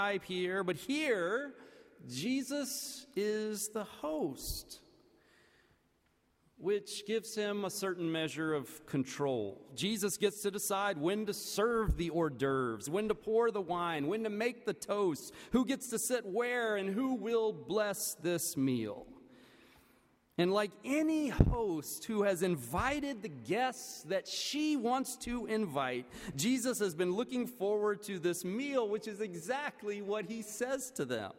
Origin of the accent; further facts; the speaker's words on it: the American South, United States; as a Southerner